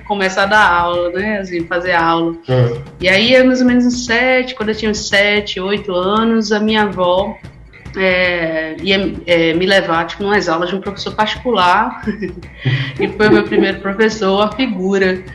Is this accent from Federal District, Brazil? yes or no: no; Recife, Pernambuco, Brazil; moved away as an adult; eu sou natural de Recife. Faz, esse ano, faz exatamente 10 anos que eu saí de lá